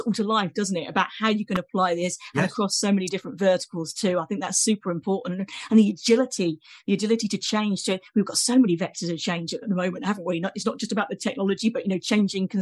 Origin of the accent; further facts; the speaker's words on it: United Kingdom; accent: British; my accent gives me away as a Brit here